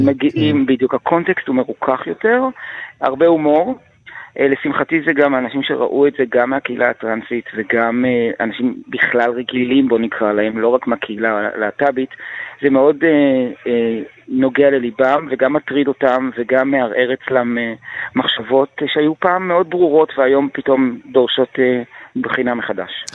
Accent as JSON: {"language": "Hebrew", "country": "Israel", "said": "אני קודם כל ישראלי."}